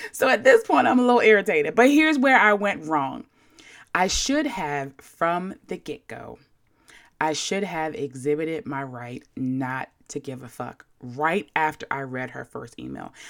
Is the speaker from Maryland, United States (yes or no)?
yes; Baltimore, Maryland, United States; I'm from Baltimore, a place where we affectionately call people whores and overly use the word yo.